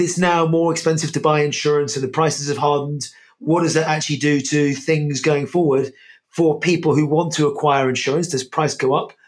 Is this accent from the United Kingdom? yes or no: yes; United Kingdom; I'm British, Irish, British